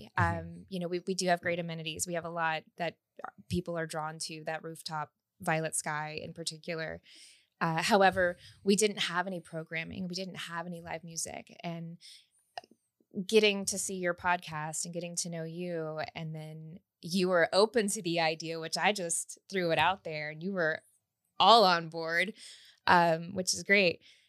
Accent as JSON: {"language": "English", "town": "Houston", "region": "Texas", "country": "United States", "tie": "born or raised there", "said": "And raised in Houston."}